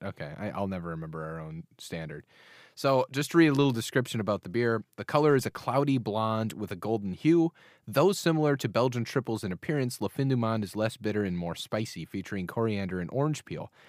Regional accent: United States

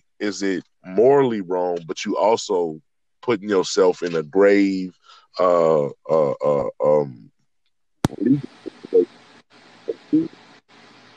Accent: Richmond, California, United States; I'm from Richmond, California

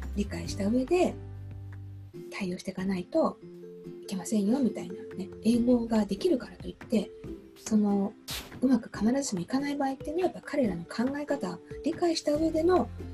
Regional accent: Japan

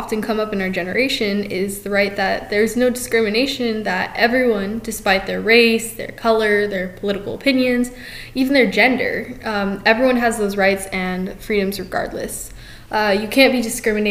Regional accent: United States; We, as American citizens

